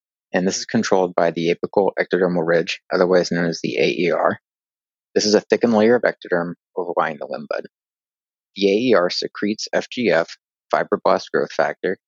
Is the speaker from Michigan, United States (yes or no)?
no; Northern California, United States; also born or lived in Louisville, Kentucky; So I grew up in Northern California and did undergrad at UC Berkeley